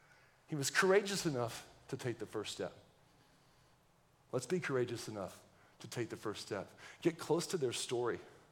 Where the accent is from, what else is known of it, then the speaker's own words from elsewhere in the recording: Texas, United States; If that doesn't let you know I'm from Texas, I don't know what. I actually don't talk like a Texan a whole lot